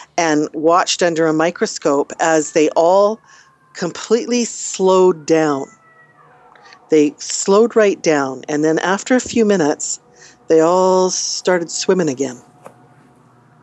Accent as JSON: {"language": "English", "country": "Canada", "said": "we're Canadian"}